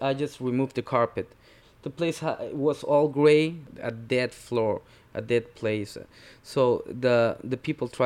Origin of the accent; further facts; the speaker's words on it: Lima, Peru; also born or lived in Brooklyn, New York; now in New York, United States; I'm originally from Lima, Peru. I work in Brooklyn, New York.